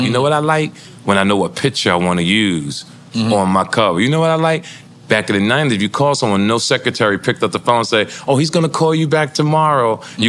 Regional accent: Jersey City, New Jersey, United States; also born or lived in New York; See, I think growing up in Jersey City, being up in Harlem, being in New York.

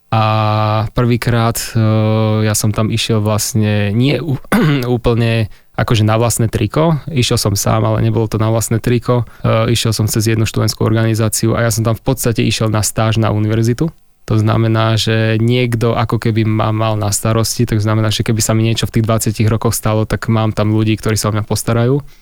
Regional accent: Handlová, Trenčín Region, Slovakia; u nás v Handlovej to bolo tak, že každá trieda vždycky potom v tercii

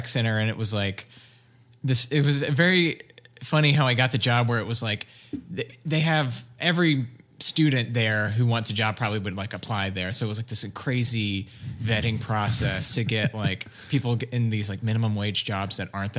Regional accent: Alabama, United States; I'm from Alabama.

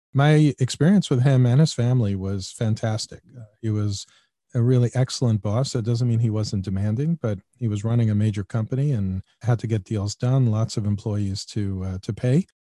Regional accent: New York City, New York, United States; I grew up in Queens

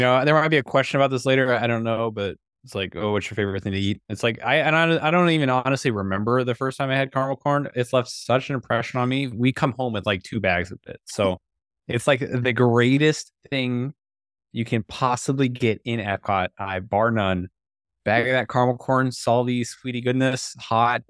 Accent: San Diego, California, United States; I was born out here

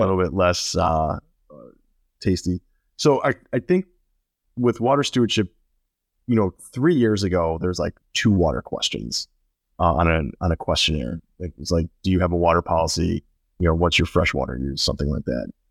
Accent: Chicago, Illinois, United States; moved away as an adult; also born or lived in Houston; now in Florida, United States; I, I grew up in Illinois. I grew up in northern Chicago

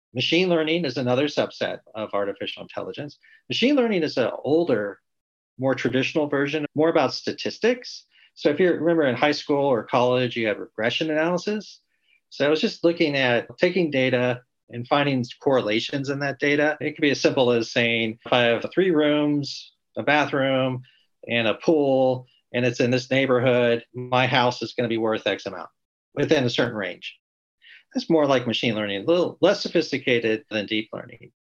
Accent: Pasadena, California, United States; I grew up in Southern California around the Pasadena area

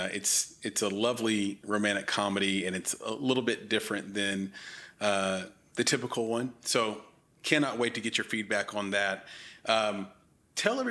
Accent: Nashville, Tennessee, United States; Nashville, my hometown

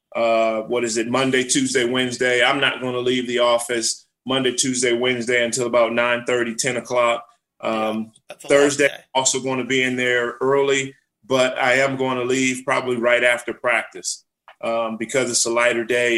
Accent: Los Angeles, California, United States; I was able to grow up there with my brother, my mother, uh, single parent home

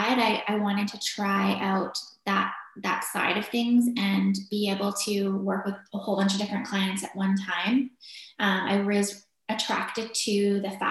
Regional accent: Victoria, British Columbia, Canada; also born or lived in Vancouver; I grew up in Victoria, BC, in Canada. I lived there until I was graduated from high school

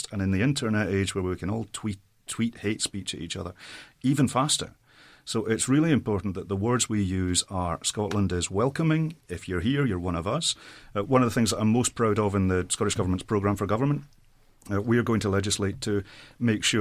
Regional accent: Saudi Arabia; I grew up in Saudi Arabia as an immigrant myself. My folks are still in the Middle East.

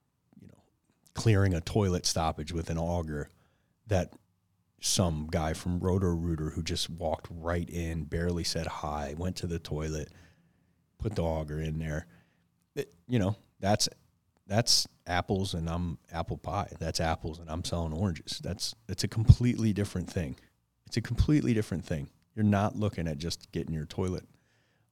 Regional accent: Detroit, Michigan, United States; growing up in Detroit, no dad, hanging around gangs and drugs

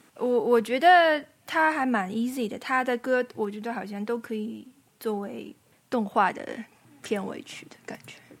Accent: northern China, China; accent: northern; 作为北方人啊，我现在这个北方的魂熊熊燃烧

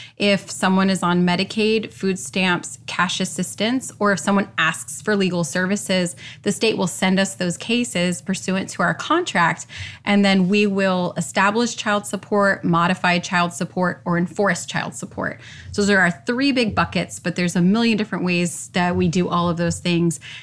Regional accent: Orlando, Florida, United States; born and raised in Orlando

